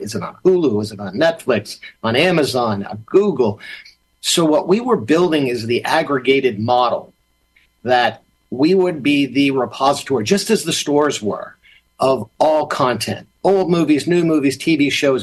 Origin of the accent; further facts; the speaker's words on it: Massachusetts, United States; when I was growing up in Massachusetts.